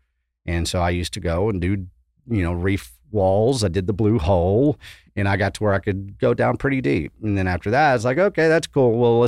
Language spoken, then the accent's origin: English; West Texas, United States; moved away; also born or lived in Austin, Texas; I come from West Texas. When I got to Austin, you know, I started pursuing, you know, the water because I grew up in West Texas. It's freaking desert.